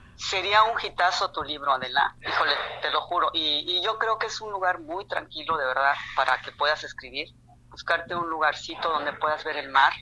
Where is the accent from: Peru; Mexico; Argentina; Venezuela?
Mexico; Mexico City; now in La Paz, Mexico; Yo soy del DF